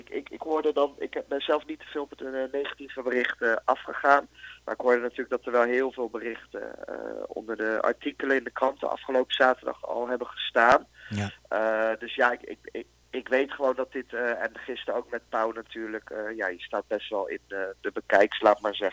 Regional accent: Netherlands; Terwijl, ja, van binnen ben ik gewoon een Nederlander.

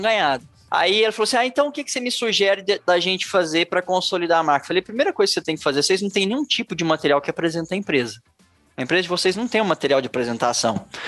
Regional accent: Araxá, Minas Gerais, Brazil; Eu sou de Araxá, Minas Gerais

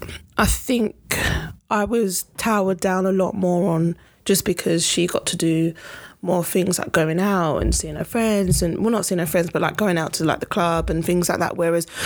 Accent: London, United Kingdom; Custom House, Canning Town.

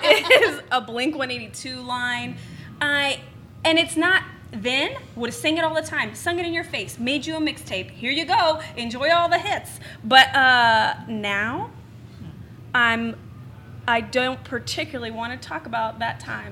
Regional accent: Houston, Texas, United States; moved away; also born or lived in Denver / Bowling Green; I'm originally from Houston. I lived in Denver.

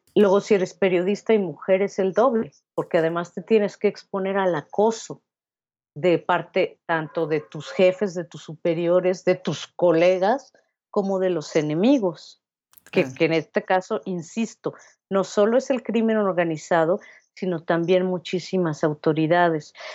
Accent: Mexico City, Mexico; also born or lived in Querétaro; Yo nací aquí en la Ciudad de México

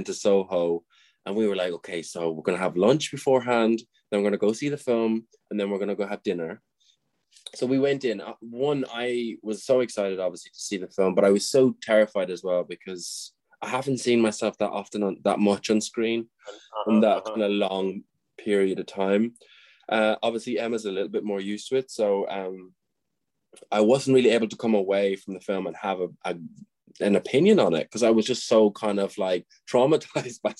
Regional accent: Tipperary, Munster, Ireland; also born or lived in Dublin; I grew up in a place called Tipperary, Nina, which is a small town

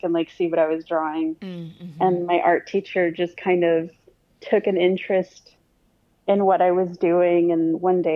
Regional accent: Harlingen, Texas, United States; now in San Antonio, United States; I was born and raised in South Texas in an area called the Rio Grande Valley, which is the border of South Texas and Mexico. I grew up in a little town called Harlingen

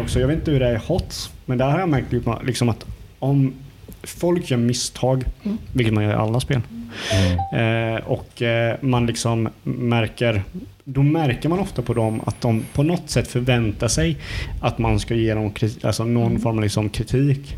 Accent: Hult, Jönköping County, Sweden; vi från Hult där jag är ifrån. Det är ju eh, grannsamhälle från Eksjö

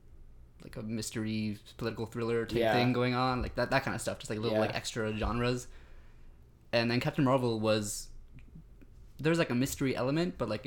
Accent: Boston, Massachusetts, United States; I go to school with Carson. I'm from Boston.

